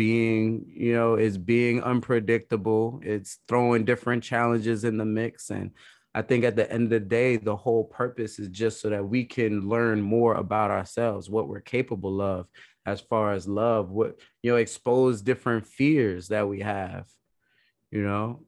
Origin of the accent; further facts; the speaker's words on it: New York City, New York, United States; moved away; also born or lived in New Jersey / Idaho; I'm actually from Brooklyn originally.